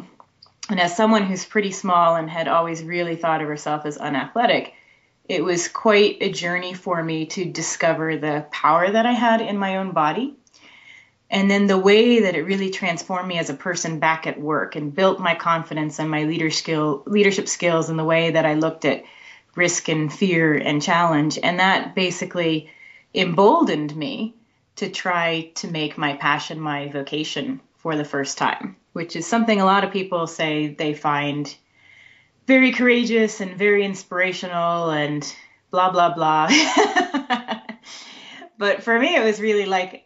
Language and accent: English; South Texas, United States; now in Bay Area, United States; I grew up in South Texas